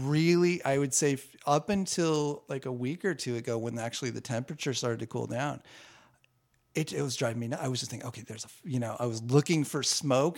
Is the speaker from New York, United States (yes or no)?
no; Southern California, United States; I grew up in Southern California